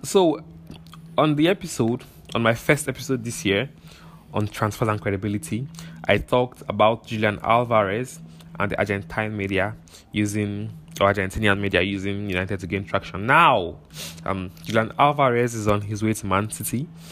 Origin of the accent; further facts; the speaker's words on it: Nigeria; this is me speaking as a Nigerian